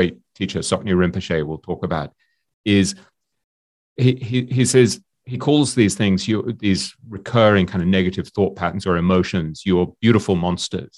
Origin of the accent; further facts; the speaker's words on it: England, United Kingdom; I'm English